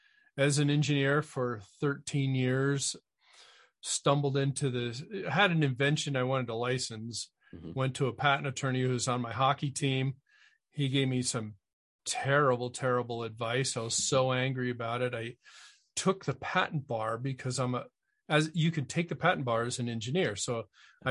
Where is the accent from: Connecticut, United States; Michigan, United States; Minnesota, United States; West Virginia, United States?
Connecticut, United States; I grew up in Connecticut.